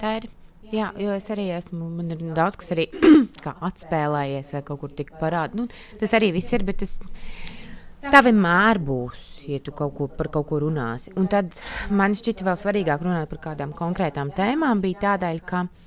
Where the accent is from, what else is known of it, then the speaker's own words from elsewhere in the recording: Latvia; es piedzimu Latvijā un tika audzināta šeit. Uzaugu šeit